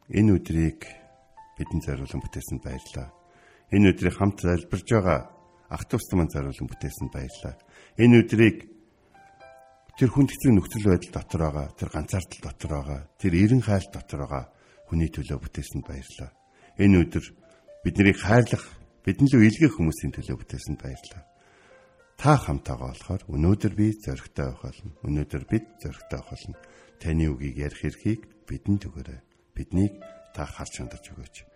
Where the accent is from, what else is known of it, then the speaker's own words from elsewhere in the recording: Mongolia; Би өөрөө монгол хүн болохоор би монгол хүмүүсийн нэг нь болохоор.